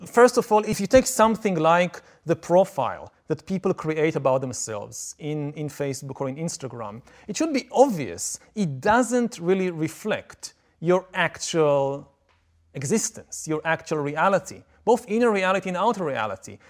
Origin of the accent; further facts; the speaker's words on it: Israel; I come from Israel, I come from the Middle East